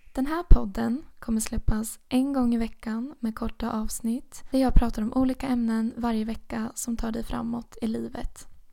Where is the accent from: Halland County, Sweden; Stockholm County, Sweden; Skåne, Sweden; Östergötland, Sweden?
Östergötland, Sweden; Motala; also born or lived in Uppsala; Motala är min hemstad